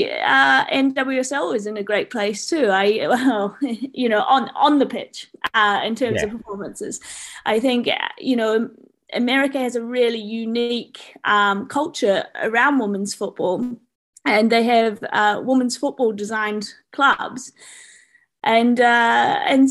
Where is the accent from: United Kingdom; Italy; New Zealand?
New Zealand; moved away; I'm a Kiwi